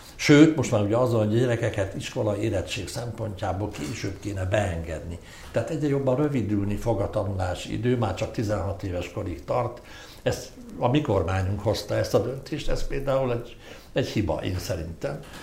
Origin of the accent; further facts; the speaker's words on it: Hungary; én egy híg, híg magyar vagyok